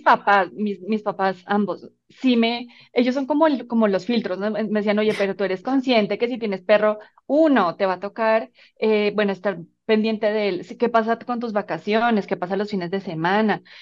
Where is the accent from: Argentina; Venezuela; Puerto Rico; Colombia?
Colombia; moved away as an adult; now in Mexico; soy colombiana, Em, llevo ya varios años viviendo